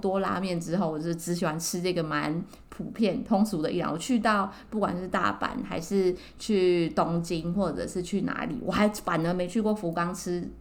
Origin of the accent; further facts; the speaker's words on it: Taiwan; 我们台湾人